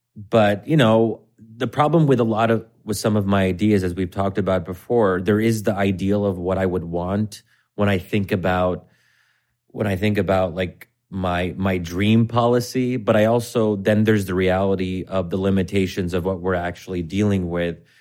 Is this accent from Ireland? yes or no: no; United States; I'm American